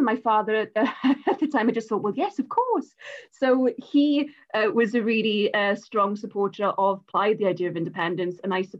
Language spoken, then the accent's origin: English; Rhymney Valley, Wales, United Kingdom; I'm from the Rhymney Valley